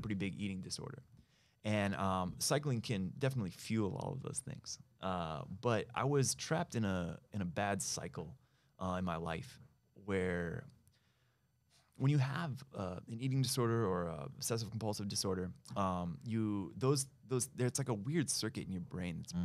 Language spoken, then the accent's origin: English; Ojai, California, United States; also born or lived in Bay Area; now in Los Angeles, United States; I was born in L.A. Uh, I went to high school in a small town up the coast called Ojai